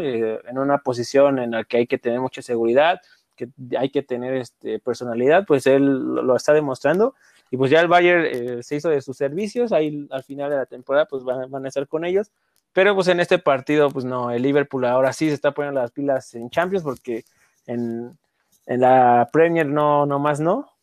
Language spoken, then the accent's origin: Spanish; Mexico; como mexicanos